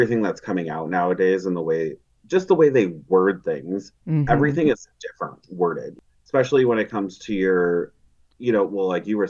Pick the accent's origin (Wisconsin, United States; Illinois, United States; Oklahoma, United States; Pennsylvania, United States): Illinois, United States; Chicago; moved away; I'm from the Chicago area originally